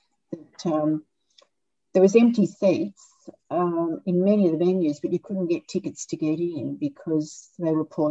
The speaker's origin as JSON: {"language": "English", "country": "Australia", "said": "he married me as an Australian"}